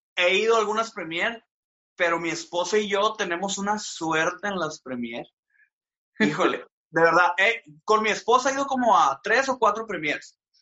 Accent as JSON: {"language": "Spanish", "town": "Hermosillo", "region": "Sonora", "country": "Mexico", "tie": "born or raised there", "also_born_or_lived": "Mexico City", "said": "nací en la Ciudad de México, pero no conozco Ciudad de México, soy literalmente desde bebé estoy acá en Hermosillo"}